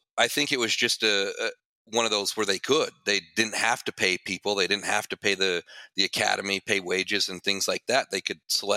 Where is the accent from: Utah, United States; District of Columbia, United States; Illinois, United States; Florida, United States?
Utah, United States; Ogden; Ogden City was kind of my hometown